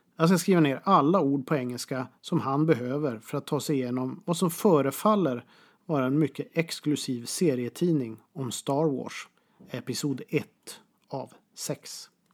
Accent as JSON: {"language": "Swedish", "town": "Boden", "region": "Norrbotten County", "country": "Sweden", "tie": "born or raised there", "said": "Pressbyrån hemma i Boden"}